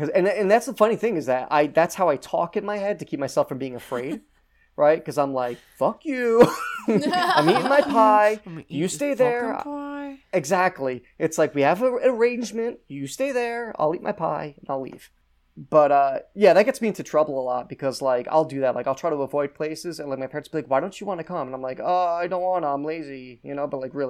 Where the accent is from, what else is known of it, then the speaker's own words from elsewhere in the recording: New Jersey, United States; I grew up in New Jersey and in North Jersey